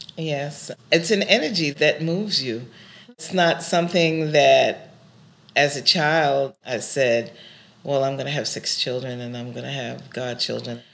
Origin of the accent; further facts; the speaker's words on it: New York City, New York, United States; first language English; also born or lived in Brooklyn; I was born in Brooklyn. Yeah. And then moved to Queens. Uh, My native tongue is English